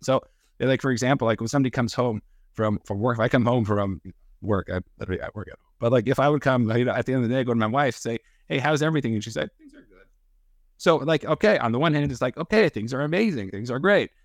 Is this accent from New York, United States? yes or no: yes; New York, United States; I grew up in New York. I'm a Giants fan